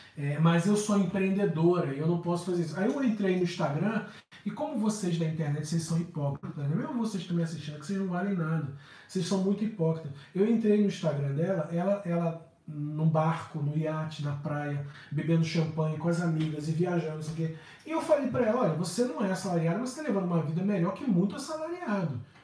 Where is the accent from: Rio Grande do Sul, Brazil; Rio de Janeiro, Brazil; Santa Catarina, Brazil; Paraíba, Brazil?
Rio de Janeiro, Brazil; eu sou do Rio há 46 anos